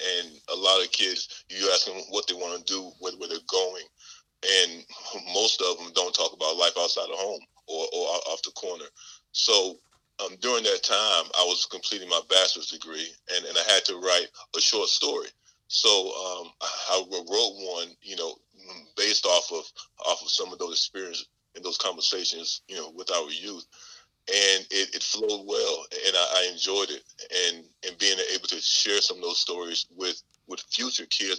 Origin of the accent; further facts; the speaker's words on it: Vass, North Carolina, United States; moved away as an adult; also born or lived in Fort Lewis, Washington; now in Fort Eustis, Virginia, United States; growing up in Vast